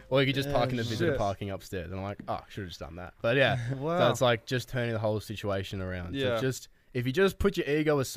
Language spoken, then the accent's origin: English; Melbourne, Victoria, Australia; We're from Melbourne